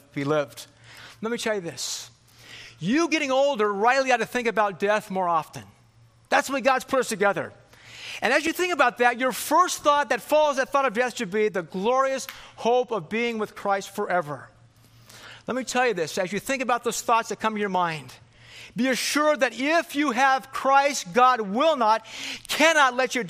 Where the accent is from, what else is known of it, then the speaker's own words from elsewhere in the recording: California, United States; moved away; also born or lived in Philippines / Michigan; I grew up in California here.